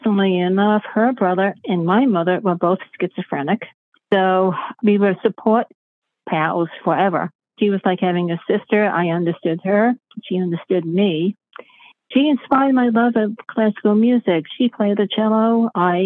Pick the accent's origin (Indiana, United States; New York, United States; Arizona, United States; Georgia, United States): New York, United States; New York City; now in upstate New York, United States; I was born in Brooklyn, New York. I live in upstate New York